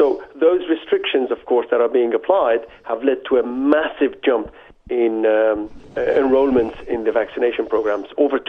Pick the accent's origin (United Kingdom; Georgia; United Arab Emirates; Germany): United Kingdom; now in France; I have a vested interest in this because I live in France, although I'm a British subject, and I have all my immediate family in Toronto and Montreal.